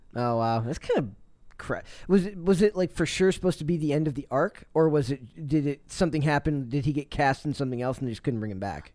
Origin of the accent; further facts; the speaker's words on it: United States; our voice as generic American voice number one